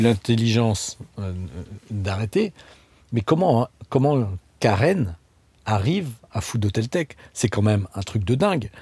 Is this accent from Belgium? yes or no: no; Strasbourg, Grand Est, France; je viens de Strasbourg